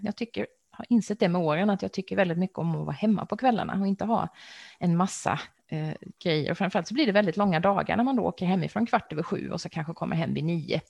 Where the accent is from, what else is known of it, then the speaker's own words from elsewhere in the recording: Växjö, Kronoberg County, Sweden; i min hemstad Växjö